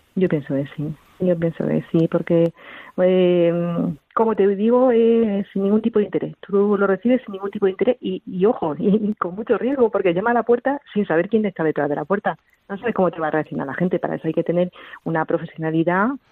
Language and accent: Spanish; Jaén, Andalusia, Spain; now in Toledo, Spain; nosotros no somos de aquí, de Toledo, somos de Jaén